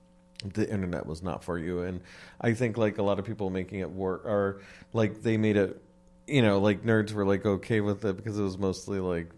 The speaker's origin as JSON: {"language": "English", "town": "West Covina", "region": "California", "country": "United States", "tie": "born or raised there", "said": "And I'm from West Covina."}